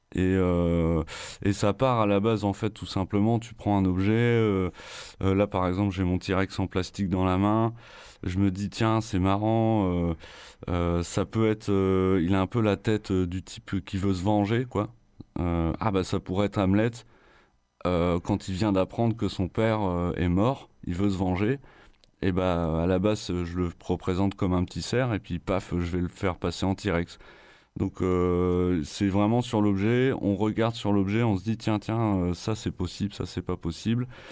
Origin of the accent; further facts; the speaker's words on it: Picardy, Hauts-de-France, France; moved away; ma terre natale de Picardie